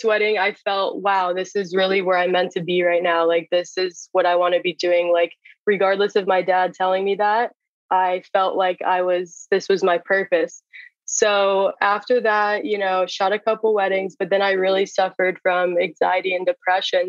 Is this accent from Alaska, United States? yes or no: no; Jupiter, Florida, United States; I am from Jupiter, Florida